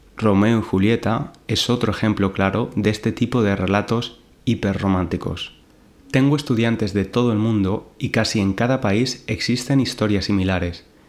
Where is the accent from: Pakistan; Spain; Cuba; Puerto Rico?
Spain; Valencia, Valencian Community; now in London, United Kingdom; desde Valencia, mi ciudad natal en España